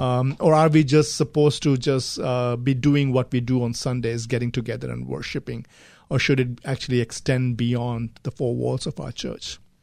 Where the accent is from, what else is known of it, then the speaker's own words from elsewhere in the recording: India; moved away as an adult; also born or lived in Gulf countries / United Kingdom; I grew up in India, traveled quite a bit. I lived in the Gulf countries for some time and then moved to, uh, the U K for higher studies.